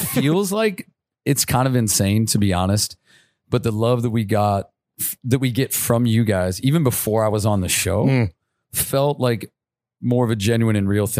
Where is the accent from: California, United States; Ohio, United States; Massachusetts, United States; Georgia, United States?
Ohio, United States; Youngstown; I'm from Youngstown, Ohio.